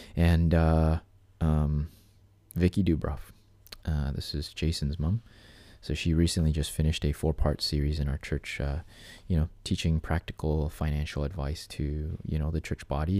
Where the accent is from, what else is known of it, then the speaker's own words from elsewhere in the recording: Canada; somebody like me as a Canadian